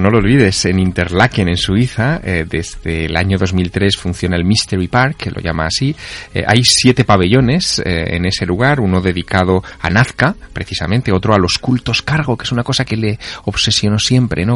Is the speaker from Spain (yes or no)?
yes; Teruel, Aragon, Spain; mi ciudad natal, en Teruel, en La Glorieta